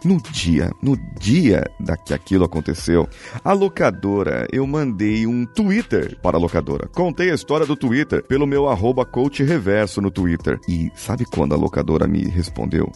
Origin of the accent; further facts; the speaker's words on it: Brazil; nós somos brasileiros